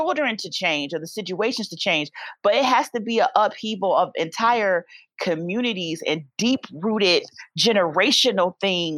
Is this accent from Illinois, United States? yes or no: yes; Chicago, Illinois, United States; I grew up in Hyde Park area, but I live in Auburn Gresham now.